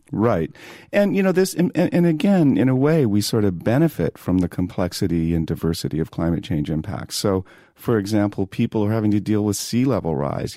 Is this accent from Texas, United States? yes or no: no; San Diego, California, United States; moved away as an adult; also born or lived in Boulder, Colorado; now in New York, United States; growing up in San Diego, I grew up surfing